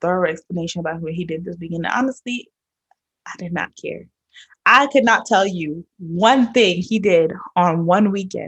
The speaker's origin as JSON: {"language": "English", "region": "New York", "country": "United States", "tie": "born or raised there", "said": "I'm from New York, born and raised"}